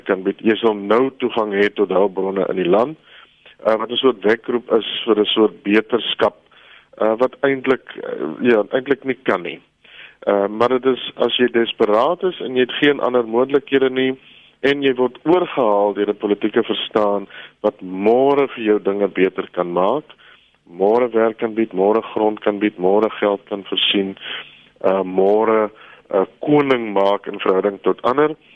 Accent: South Africa; ons as Afrikaners

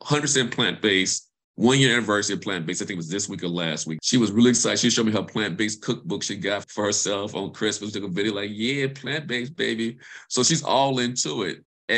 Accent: Mississippi, United States; moved away; also born or lived in Alabama / Chapel Hill; I'm from Mississippi. I'm a country boy. So growing stuff is in my roots.

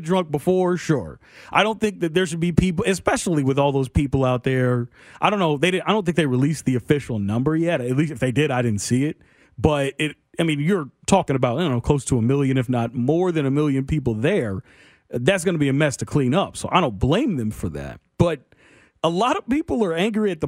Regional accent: Kansas City, Missouri, United States; I grew up in South Kansas City

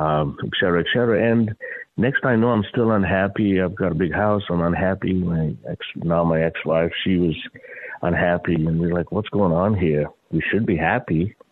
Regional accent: Mandalay, Mandalay Region, Myanmar; born there; also born or lived in India; So, I was born in Burma, Mandalay, youngest of seven kids. Find myself next in India. My dad had come back to India from Burma for whatever reason.

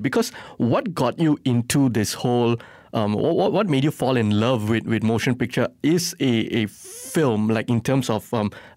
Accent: Johor Bahru, Johor, Malaysia; I'm not from Selangor, I'm from JB.

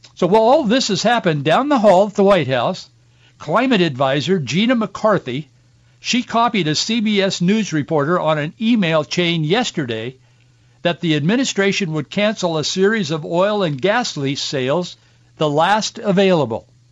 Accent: Yakima, Washington, United States; I was born in Yakima, grew up on an orchard in the Yakima Valley

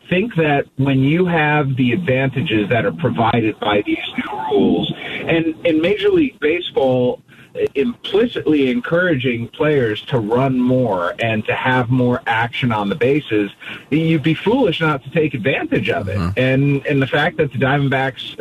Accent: Cleveland, Ohio, United States; now in Kansas City, United States; I grew up in Cleveland.

